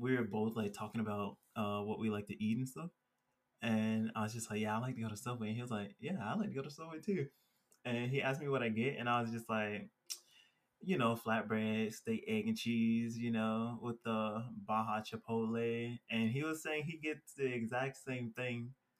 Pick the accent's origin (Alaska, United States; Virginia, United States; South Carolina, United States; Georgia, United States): Georgia, United States; now in Colorado, United States; growing up in Georgia